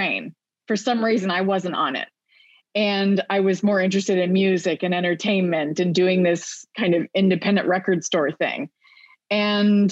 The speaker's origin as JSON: {"language": "English", "town": "Orlando", "region": "Florida", "country": "United States", "tie": "born or raised there", "also_born_or_lived": "New Haven / New York", "moved": "as an adult", "said": "I moved back to my hometown of Orlando"}